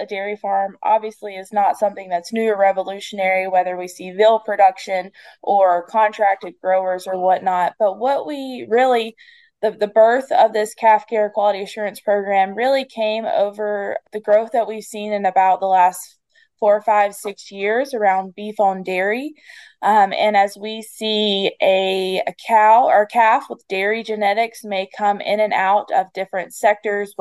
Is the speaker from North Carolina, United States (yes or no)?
yes; the Piedmont of North Carolina, United States; I grew up in the Piedmont and live in the Piedmont of North Carolina.